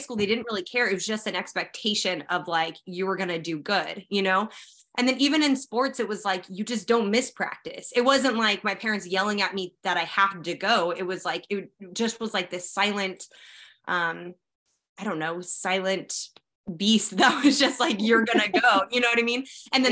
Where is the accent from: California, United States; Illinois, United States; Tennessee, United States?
California, United States; Sacramento; moved away as an adult; now in Bakersfield, United States; I'm originally from Sacramento